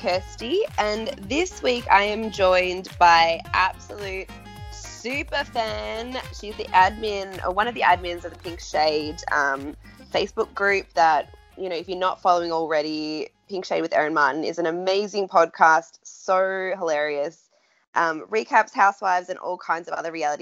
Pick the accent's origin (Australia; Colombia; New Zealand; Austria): Australia; accent: Australian; I'm Australian